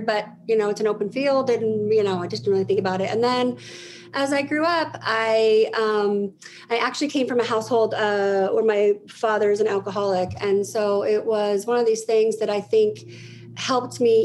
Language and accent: English; Denver, Colorado, United States; I am in Denver, Colorado. I've been here all my life